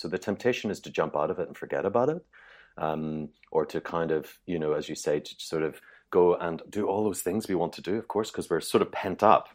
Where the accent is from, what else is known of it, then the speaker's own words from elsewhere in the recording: Ireland; I'm Irish